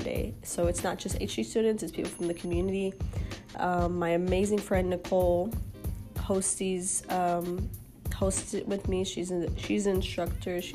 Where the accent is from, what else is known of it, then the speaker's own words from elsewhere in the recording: Houston, Texas, United States; now in Austin, United States; Born and raised in Houston, Texas, so not too far from my hometown